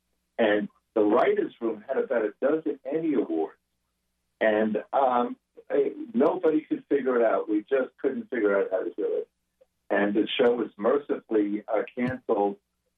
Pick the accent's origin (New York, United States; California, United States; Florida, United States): New York, United States; Long Island; I'm a Jew from Long Island.